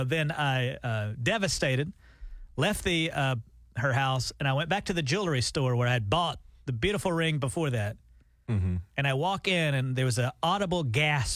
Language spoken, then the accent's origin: English; Auburn, Alabama, United States; moved away; back in my hometown in Auburn, Alabama